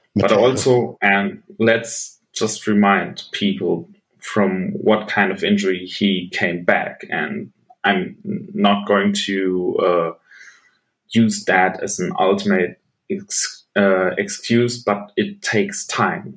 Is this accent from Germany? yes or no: yes; Bochum, North Rhine-Westphalia, Germany; a German football jersey uh, from my hometown team, the team I play for